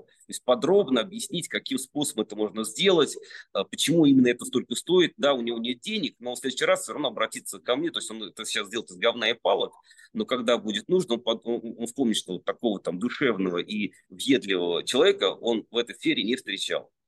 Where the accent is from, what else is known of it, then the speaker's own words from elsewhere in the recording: Serdobsk, Penza Oblast, Russia; now in Moscow, Russia; я родился в Сердобске